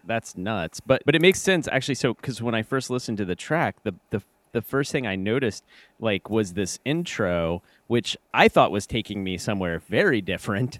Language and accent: English; Kentucky, United States; I'm from Kentucky. Like we say y'all